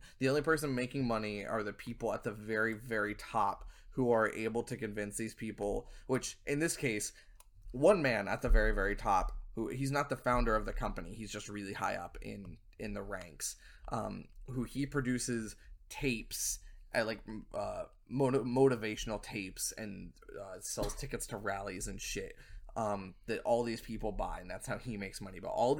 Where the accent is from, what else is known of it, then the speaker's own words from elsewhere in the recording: Southern US, United States; I'm from the South. Most of my family is rednecks, and I can't even do a half-shit Southern accent.